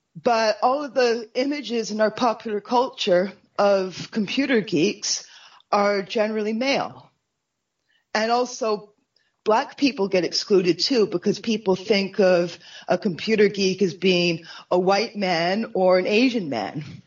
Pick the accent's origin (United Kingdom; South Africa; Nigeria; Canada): Canada; for me as a Canadian